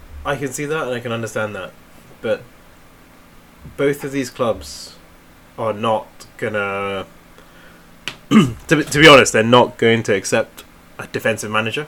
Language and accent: English; Manchester, North West England, United Kingdom; I'm from Manchester. I was born there